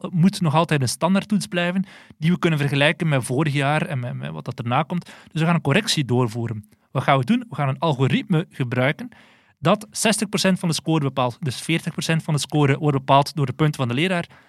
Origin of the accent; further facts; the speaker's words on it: Belgium; wij als Belgen